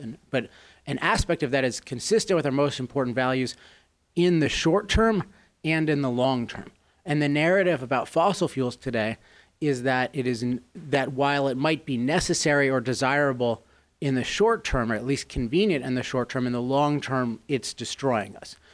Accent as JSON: {"language": "English", "town": "Chevy Chase", "region": "Maryland", "country": "United States", "tie": "born or raised there", "said": "I grew up in Chevy Chase, Maryland"}